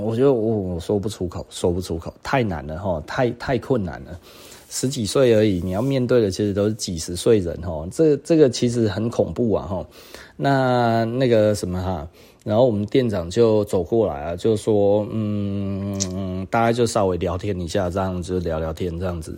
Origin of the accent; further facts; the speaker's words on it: Taiwan; 其实我就是台湾人